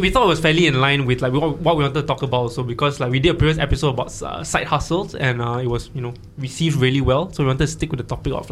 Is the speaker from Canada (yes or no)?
no; Malaysia; moved away as an adult; also born or lived in Melbourne, Australia; now in Singapore; I'm Malaysian, correct. Yeah, I'm in Singapore in exchange.